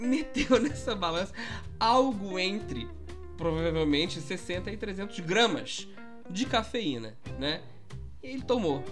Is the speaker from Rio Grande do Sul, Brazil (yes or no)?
no; Minas Gerais, Brazil; also born or lived in Barra da Tijuca, Rio de Janeiro; now in Rio de Janeiro, Brazil; eu sou mineiro